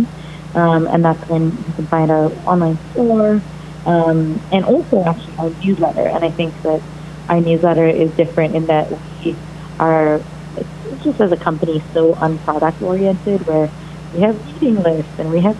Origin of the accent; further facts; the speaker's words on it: Mumbai, Maharashtra, India; moved away as an adult; now in United States; I'm Indian and grew up in India, so my experience was never one of being an Indian American